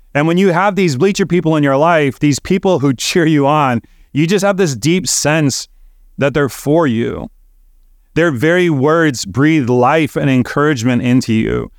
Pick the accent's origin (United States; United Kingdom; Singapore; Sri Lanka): United States; Chicago, Illinois; I grew up in Chicago, attending Cub games at Wrigley Field when I was a kid.